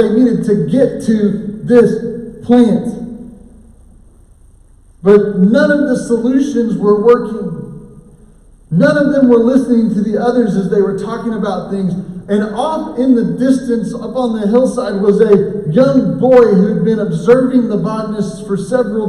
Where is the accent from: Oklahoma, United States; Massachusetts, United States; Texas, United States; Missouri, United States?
Oklahoma, United States; I grew up in Oklahoma